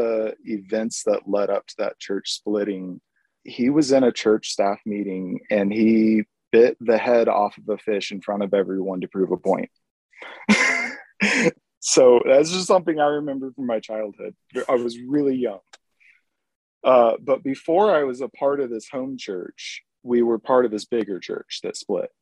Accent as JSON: {"language": "English", "town": "Springfield", "region": "Missouri", "country": "United States", "tie": "born or raised there", "also_born_or_lived": "San Jose, California", "said": "I grew up in Missouri"}